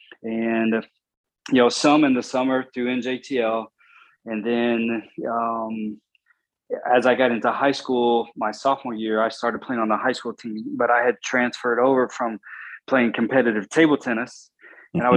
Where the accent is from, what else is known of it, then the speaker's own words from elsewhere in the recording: Bristol, Virginia, United States; I grew up in Bristol, Virginia, which is in the southwest corner